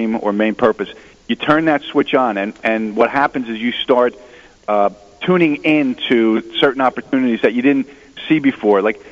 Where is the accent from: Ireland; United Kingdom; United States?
United States; New Jersey; I'm from New Jersey